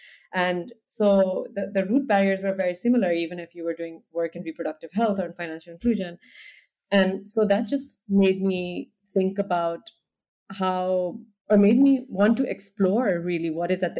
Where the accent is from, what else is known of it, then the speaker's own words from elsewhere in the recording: India; also born or lived in United States; now in Amsterdam, Netherlands; I grew up in India. I'm from India. I live now in Amsterdam